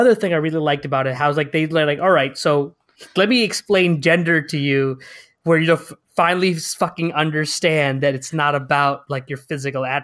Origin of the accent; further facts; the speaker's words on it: Connecticut, United States; because I, I grew up in Connecticut, so I was like, all you white people have to like makeup up to look different. I'm just brown, so I already